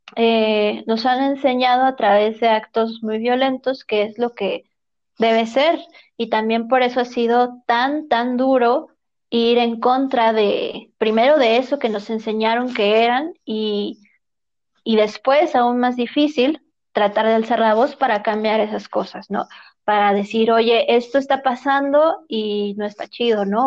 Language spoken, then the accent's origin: Spanish; Mexico; nuestra experiencia como mujeres mexicanas